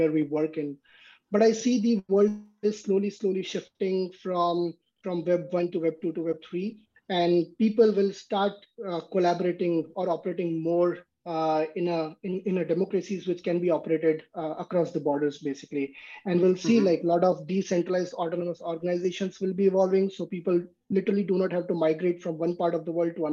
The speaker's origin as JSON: {"language": "English", "country": "India", "also_born_or_lived": "San Jose / Seattle, Washington / Vancouver", "moved": "as an adult", "lives_now": "East Coast, United States", "said": "I come from India"}